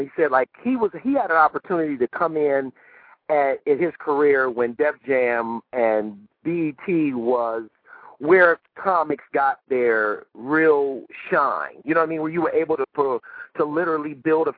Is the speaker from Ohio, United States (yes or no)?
yes; Cleveland, Ohio, United States; I'm from Cleveland, Ohio